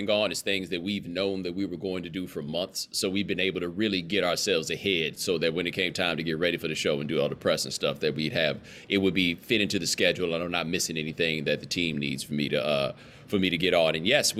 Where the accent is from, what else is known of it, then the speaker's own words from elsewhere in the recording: Houston, Texas, United States; moved away as an adult; also born or lived in Atlanta, Georgia / North Carolina; Well, I grew up in Houston. I was born in Atlanta. I went to college in Atlanta. My parents have lived in Atlanta for the last 25 years. So Atlanta is definitely a home, but I did from 7 to 17 in Houston